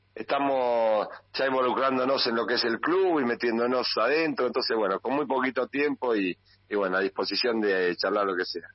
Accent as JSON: {"language": "Spanish", "town": "Cañuelas", "region": "Buenos Aires Province", "country": "Argentina", "tie": "born or raised there", "said": "soy de Cañuelas, nacido y criado en Cañuelas y vivo en Cañuelas"}